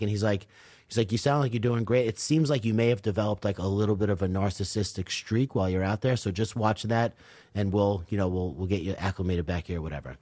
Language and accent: English; Commack, New York, United States; also born or lived in California; I grew up in Comac in Northport